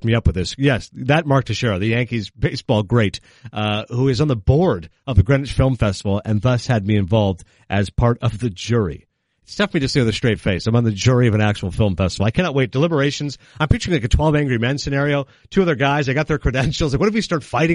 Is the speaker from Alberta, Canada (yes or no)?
no; Kingston, Ontario, Canada; also born or lived in Toronto; So I grew up in Kingston. I was born in Toronto. I grew up in Kingston.